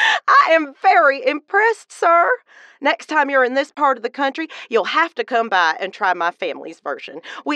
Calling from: Charleston, South Carolina, United States; I'm calling from Charleston, the most beautiful city in all South Carolina.

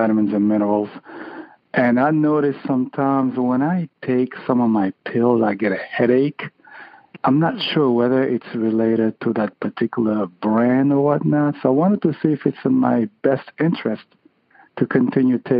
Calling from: Windsor Locks, Connecticut, United States; Calling from Connecticut, Windsor Locks, Connecticut

